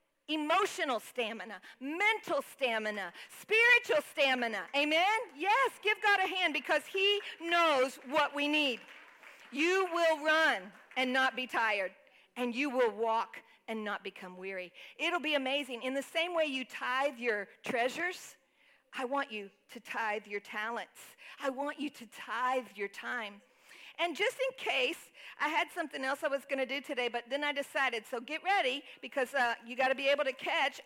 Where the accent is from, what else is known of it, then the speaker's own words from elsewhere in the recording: Texas, United States; moved away; I grew up in Texas